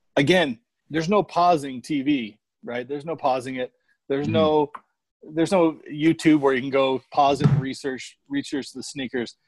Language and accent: English; Phoenix, Arizona, United States; I grew up in the Phoenix area